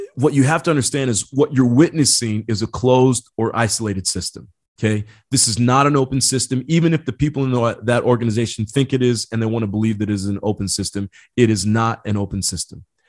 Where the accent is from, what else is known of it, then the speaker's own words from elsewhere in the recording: Indiana, United States; I grew up in Indiana